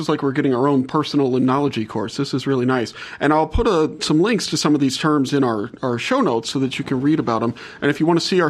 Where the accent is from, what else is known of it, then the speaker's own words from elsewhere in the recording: New Orleans, Louisiana, United States; I'm from New Orleans, where I was born and raised.